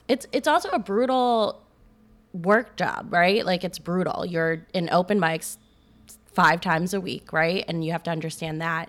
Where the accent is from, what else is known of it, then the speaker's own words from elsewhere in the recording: Maryland, United States; now in Chicago, United States; I did a year back home. I'm from Maryland